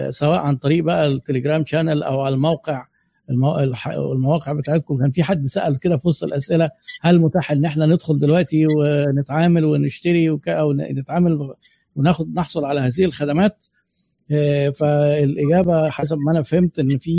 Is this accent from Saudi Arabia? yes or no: no; Egypt; احنا بقى مصريين زي بعض